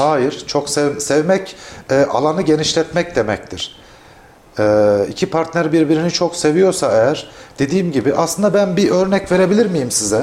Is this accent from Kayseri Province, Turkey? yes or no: yes; Kayseri Province, Turkey; Kayseri ve bizim yöremizde